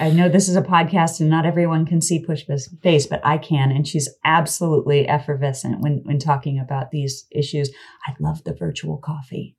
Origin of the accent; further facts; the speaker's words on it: Kansas, United States; I'm from Kansas